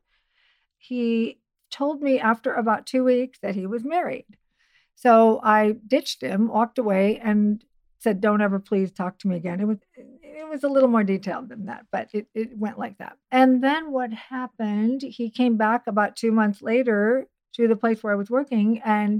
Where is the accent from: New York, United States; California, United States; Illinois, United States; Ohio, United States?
Illinois, United States; Waukegan; now in Los Angeles, United States; I was born in Waukegan, Illinois